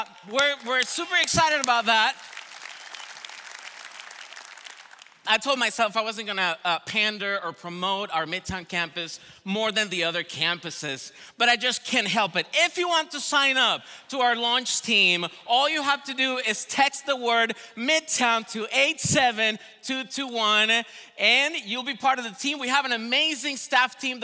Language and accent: English; Venezuela; also born or lived in Colombia; now in United States; I am from Venezuela originally